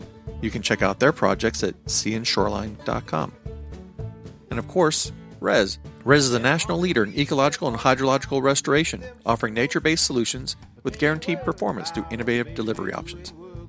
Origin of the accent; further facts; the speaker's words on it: east of Pinellas County, Florida, United States; I am a little bit, because I grew up east of there.